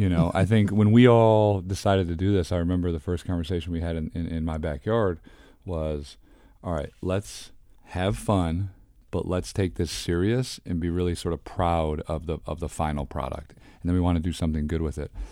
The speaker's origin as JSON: {"language": "English", "town": "Detroit", "region": "Michigan", "country": "United States", "tie": "born or raised there", "also_born_or_lived": "Cincinnati / Houston", "moved": "as an adult", "lives_now": "Philadelphia, United States", "said": "I grew up in Detroit"}